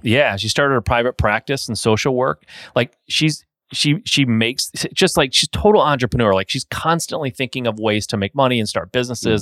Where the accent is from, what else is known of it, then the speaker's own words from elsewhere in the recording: Michigan, United States; I'm from Michigan.